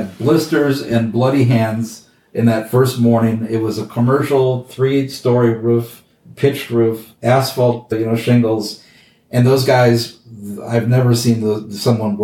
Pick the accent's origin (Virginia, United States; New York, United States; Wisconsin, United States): Wisconsin, United States; moved away as an adult; also born or lived in Chicago; I grew up in Wisconsin